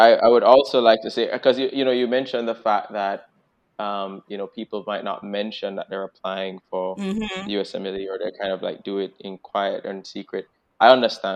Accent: Jamaica; now in Boston, United States

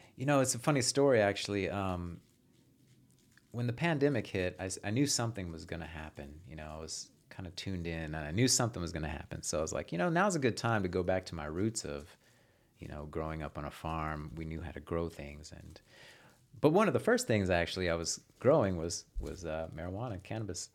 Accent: Houston, Texas, United States; Originally from Houston

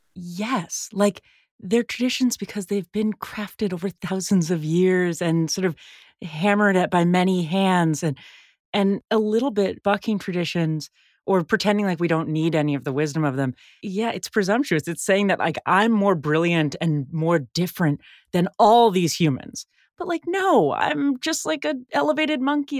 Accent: San Francisco, California, United States; I grew up in San Francisco

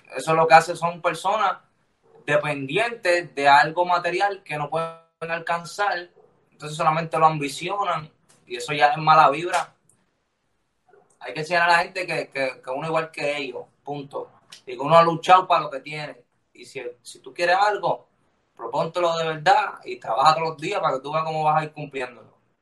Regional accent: Lares, Puerto Rico; Toda mi vida la viví en, mi pueblo, se llama Lares

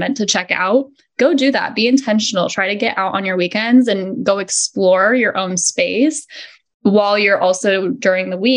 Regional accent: Arizona, United States; We're from Arizona

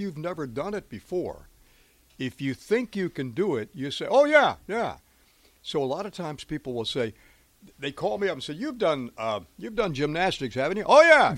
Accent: Miami, Florida, United States; I grew up in Miami. I didn't skate a lot. There's not a lot of skating rinks.

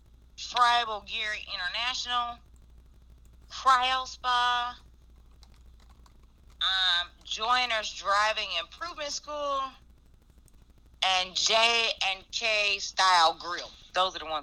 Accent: Chicago, Illinois, United States; also born or lived in Indiana; now in Georgia, United States; I was born and raised in Chicago

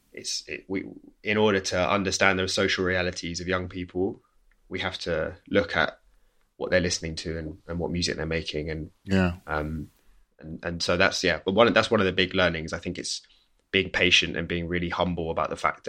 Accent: Staines, South East England, United Kingdom; first language English; also born or lived in Kingston; I grew up like in the West London suburbs, far suburbs, like around Heathrow Airport. So my family home was in Staines.

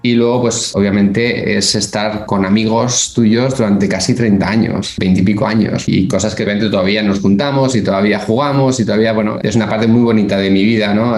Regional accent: Bilbao, Basque Country, Spain; moved away as an adult; also born or lived in Burgos / Barcelona / Geneva; now in United States; Soy de Bilbao, que está en el norte de España

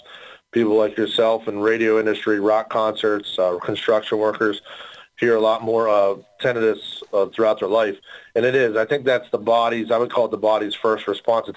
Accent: West Virginia, United States; I am from West Virginia

